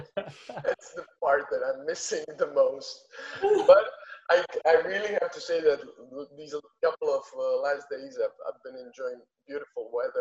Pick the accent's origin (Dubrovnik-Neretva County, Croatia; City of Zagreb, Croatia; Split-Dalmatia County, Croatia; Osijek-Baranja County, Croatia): Split-Dalmatia County, Croatia; Split